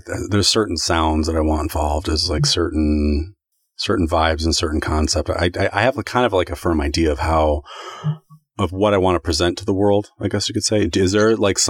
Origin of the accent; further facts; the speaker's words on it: United States; we're distinctly American. We grew up on hip hop.